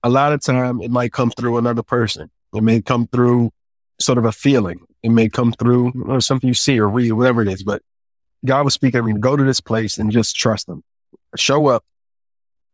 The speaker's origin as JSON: {"language": "English", "country": "United States", "said": "I'm from the States"}